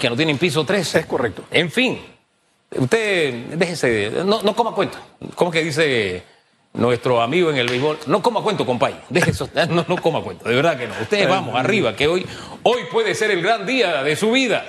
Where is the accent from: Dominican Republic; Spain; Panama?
Panama